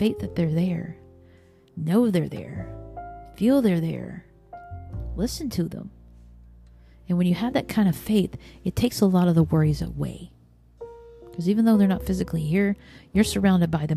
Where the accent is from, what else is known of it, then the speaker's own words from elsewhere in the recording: the South, United States; growing up in the South